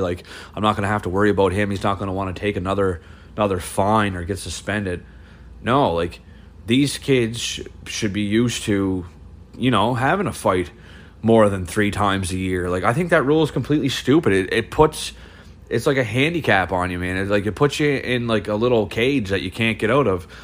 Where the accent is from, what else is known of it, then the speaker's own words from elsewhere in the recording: Cape Breton, Nova Scotia, Canada; I'm from Cape Breton